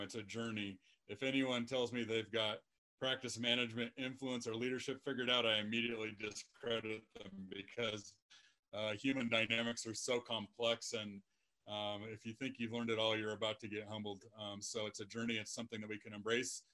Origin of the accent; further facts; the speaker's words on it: Lexington, Nebraska, United States; moved away; my hometown of Lexington, Nebraska